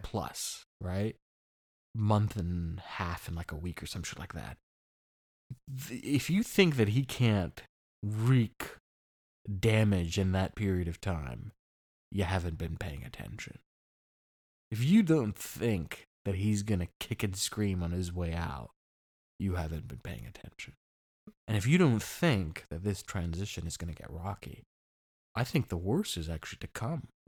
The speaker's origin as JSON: {"language": "English", "region": "East Coast", "country": "United States", "moved": "yes", "lives_now": "Orange County, United States", "said": "I come from the East Coast"}